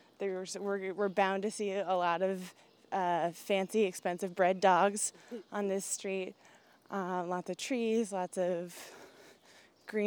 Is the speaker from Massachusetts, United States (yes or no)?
yes; Brockton, Massachusetts, United States; also born or lived in Boston; I grew up here. I grew up in Brockton, Mass.